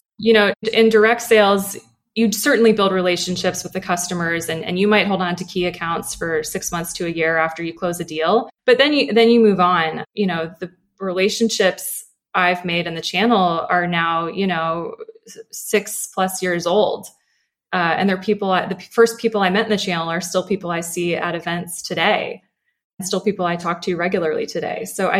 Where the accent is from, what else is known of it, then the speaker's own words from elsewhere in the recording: Chesapeake Bay area, United States; I grew up sailing on the Chesapeake with my grandfather.